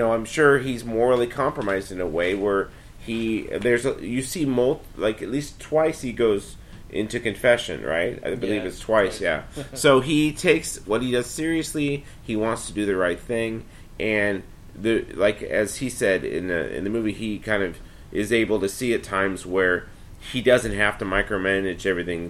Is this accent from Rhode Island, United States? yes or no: no; California, United States; I'm from California